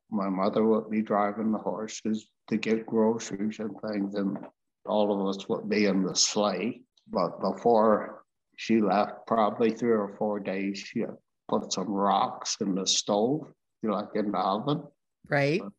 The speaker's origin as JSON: {"language": "English", "town": "Kelowna", "region": "British Columbia", "country": "Canada", "tie": "born or raised there", "also_born_or_lived": "Edmonton", "said": "From there, it was a bad year for my parents, not only my parents, but everybody. It was dry. And so we moved to Kelowna, where one of my uncles worked in uh, where they make ketchup."}